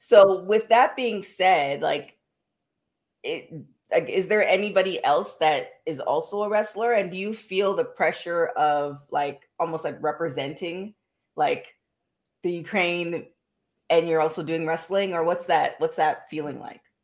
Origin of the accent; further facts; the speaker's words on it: Toronto, Ontario, Canada; my hometown, the Six.